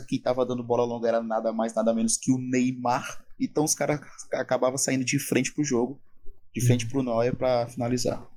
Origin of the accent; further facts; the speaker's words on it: Brazil; a gente é do Brasil